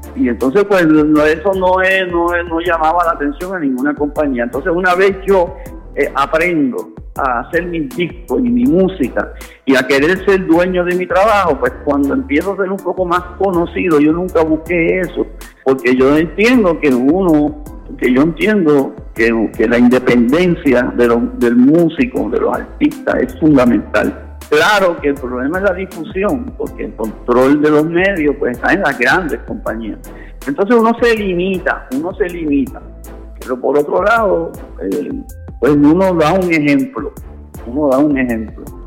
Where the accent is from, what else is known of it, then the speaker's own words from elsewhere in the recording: Puerto Rico; yo soy producto de Puerto Rico